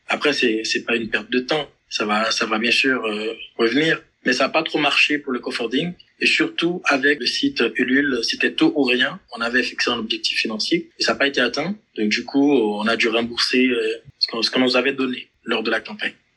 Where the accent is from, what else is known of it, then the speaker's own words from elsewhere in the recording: Haiti; je suis haïtien.